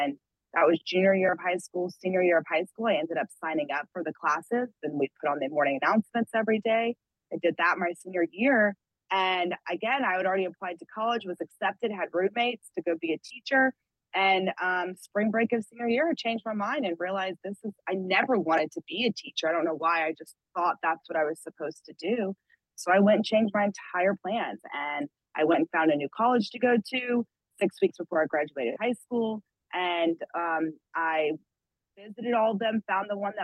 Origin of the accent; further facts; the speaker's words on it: Atlanta, Georgia, United States; moved away; also born or lived in Pittsburgh; I grew up outside of Atlanta